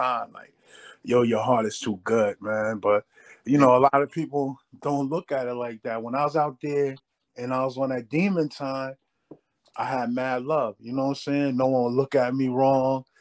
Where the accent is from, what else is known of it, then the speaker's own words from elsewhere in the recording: Hackensack, New Jersey, United States; moved away; also born or lived in Waterbury; I'm from Hackensack, New Jersey